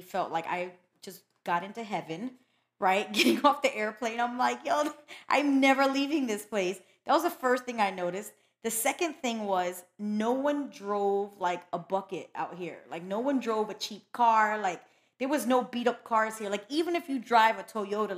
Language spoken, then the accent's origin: English; Pennsylvania, United States; first language Spanish; English is a second language; now in South Florida, United States; I grew up in Pennsylvania